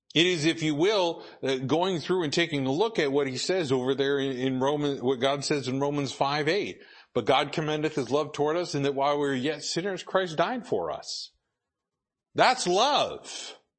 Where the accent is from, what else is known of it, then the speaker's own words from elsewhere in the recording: Idaho, United States; I grew up in Idaho